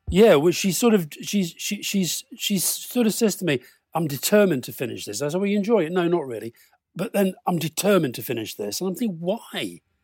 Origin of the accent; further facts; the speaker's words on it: Keighley, Yorkshire and the Humber, United Kingdom; I grew up in Keighley in Yorkshire